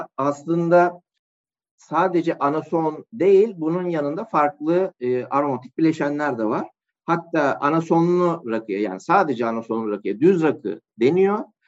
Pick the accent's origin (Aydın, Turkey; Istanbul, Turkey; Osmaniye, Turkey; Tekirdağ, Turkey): Tekirdağ, Turkey; Malkara; moved away as an adult; also born or lived in Adana; 1986 Tekirdağ Malkara doğumluyum. Liseye kadar e, Tekirdağ Malkara'da ikamet ettim